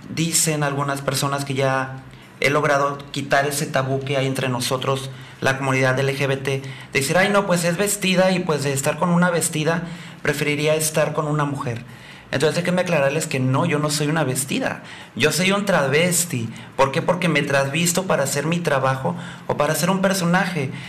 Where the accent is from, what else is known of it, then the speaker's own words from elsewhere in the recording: Puerto Vallarta, Jalisco, Mexico; also born or lived in Huatulco; Mira, yo nací en Puerto Vallarta, soy nacido y vivo en Puerto Vallarta. Por cuestiones laborales voy a estar aquí viviendo seis meses en Huatulco.